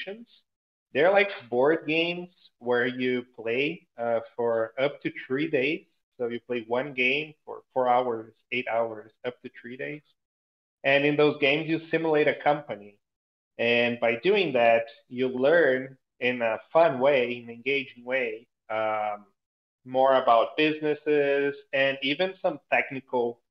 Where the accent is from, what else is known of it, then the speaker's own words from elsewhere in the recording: Brazil; English is a second language; I'm originally from Brazil